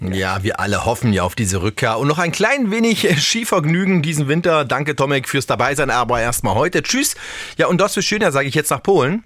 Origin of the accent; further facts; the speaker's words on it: Germany; mein Heimatland hier auf Deutschland